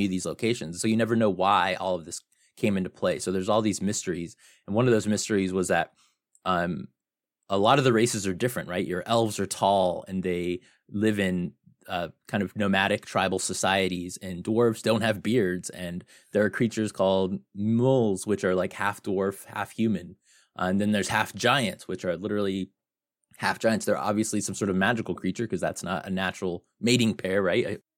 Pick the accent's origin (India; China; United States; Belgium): United States; Phoenix, Arizona; I'm from Phoenix, Arizona